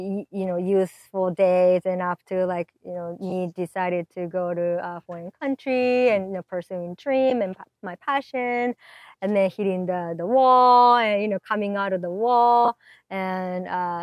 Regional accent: Japan; now in United States; I'm from Japan.

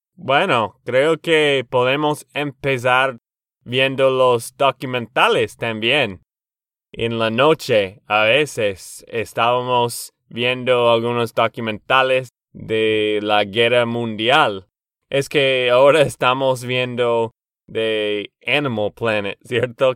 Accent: Texas, United States; de Texas, Estados Unidos

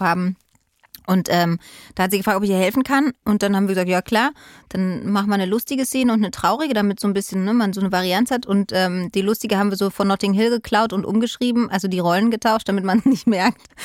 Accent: Berlin, Germany; bin Berlinerin, sogar Ostberlinerin

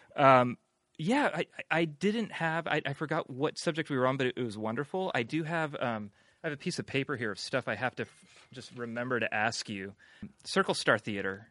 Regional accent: San Francisco, California, United States; I grew up here

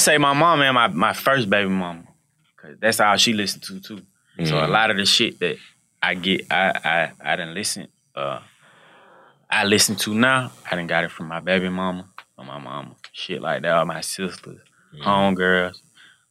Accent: Atlanta, Georgia, United States; growing up in Atlanta

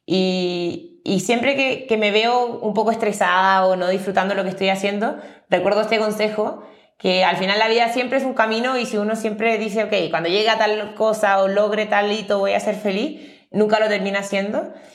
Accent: Chile; moved away as an adult; now in Mexico City, Mexico; yo soy de Chile, que es un país mucho más pequeño

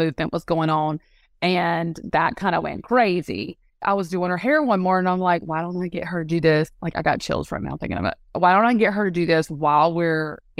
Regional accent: North Carolina, United States; accent: country bumpkin; now in South Carolina, United States; I grew up in North Carolina and then I moved to South Carolina

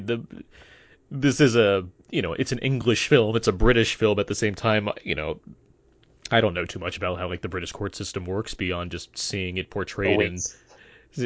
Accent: United States; being an American

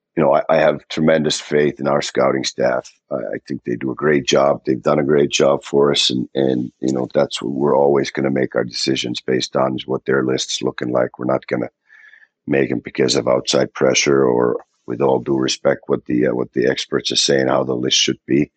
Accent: Finland; now in Columbus, United States; I'm from Finland

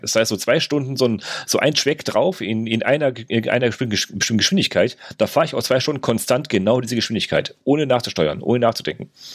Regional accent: Germany; bei uns in Deutschland

